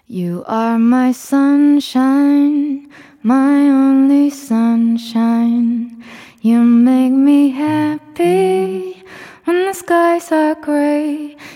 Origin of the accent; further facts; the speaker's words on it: Thailand; 엄마랑 태국에서 자랐고